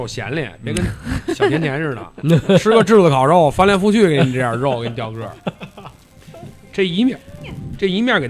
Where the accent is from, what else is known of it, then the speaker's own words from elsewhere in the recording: Beijing, China; 咱们北京人